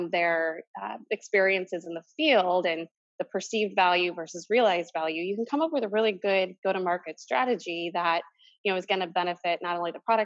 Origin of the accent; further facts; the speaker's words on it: St. Louis, Missouri, United States; moved away as an adult; now in New York, United States; I grew up in St. Louis